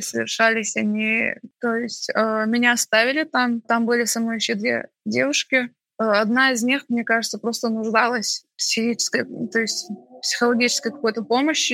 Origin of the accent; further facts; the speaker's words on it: Baku, Azerbaijan; Я чеченка, родилась и выросла в Баку